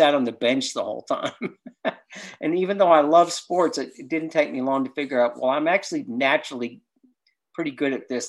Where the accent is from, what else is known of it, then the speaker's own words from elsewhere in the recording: Cleveland, Ohio, United States; also born or lived in Pittsburgh / Kentucky; I was such a sports fan because I grew up in Cleveland, and then we moved to Pittsburgh before I moved to Kentucky.